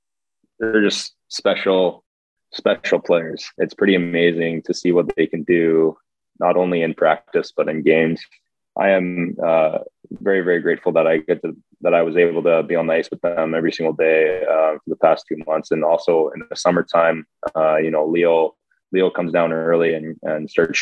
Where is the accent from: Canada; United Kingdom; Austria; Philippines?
Canada; Edmonton, Alberta; growing up in Edmonton, you're growing up watching the Oilers